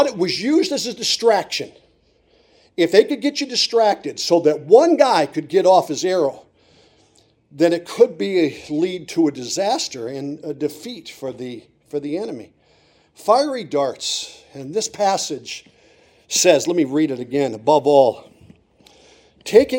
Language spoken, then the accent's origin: English; Montrose, Pennsylvania, United States; I grew up in Montrose in Susquehanna County